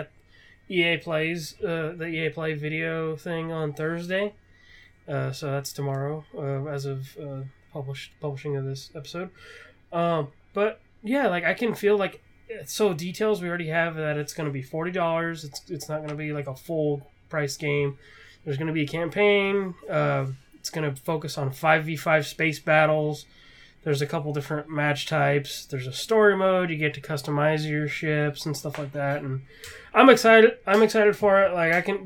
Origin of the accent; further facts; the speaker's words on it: West Coast, United States; I'm from the West Coast